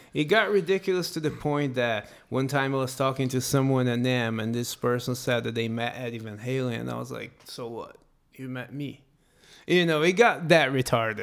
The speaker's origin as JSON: {"language": "English", "country": "Brazil", "moved": "as an adult", "lives_now": "United States", "said": "I'm gonna move from Brazil"}